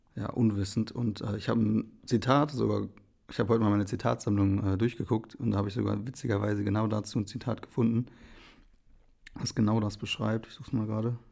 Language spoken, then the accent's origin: German; Remscheid, North Rhine-Westphalia, Germany; moved away as an adult; also born or lived in Wipperfürth / Bonn; geboren bin ich eigentlich in Remscheid